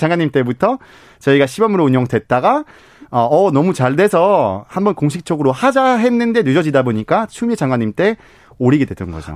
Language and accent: Korean; Belgium; Korean is a second language; now in South Korea; 저는 벨기에 사람이다